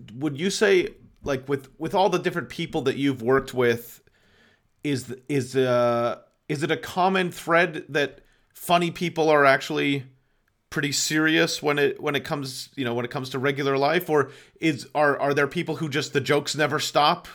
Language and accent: English; Boston, Massachusetts, United States; moved away; also born or lived in Los Angeles; I'm also from Boston